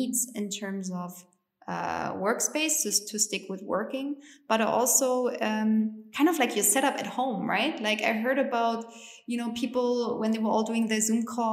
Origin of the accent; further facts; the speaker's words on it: East Germany, Germany; English is a second language; moved away as an adult; also born or lived in United States; I grew up in East Germany